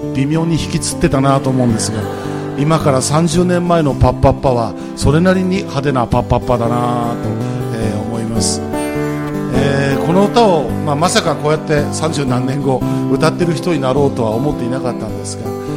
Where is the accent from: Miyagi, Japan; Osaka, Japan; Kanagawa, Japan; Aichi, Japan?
Miyagi, Japan; Sendai; now in Tokyo, Japan; 私の あの出身は東北の仙台なんですけれども